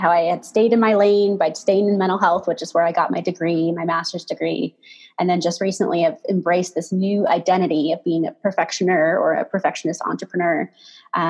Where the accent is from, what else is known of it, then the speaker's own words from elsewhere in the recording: Pacific Northwest, United States; now in Colorado, United States; we grew up in the Pacific Northwest